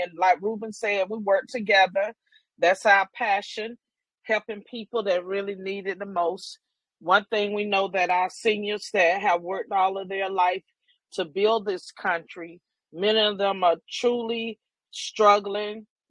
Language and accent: English; the Carolinas, United States; moved away; I am originally from the Carolinas